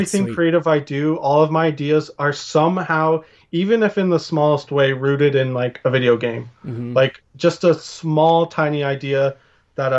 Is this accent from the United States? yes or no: no; Ontario, Canada; I'm from Ontario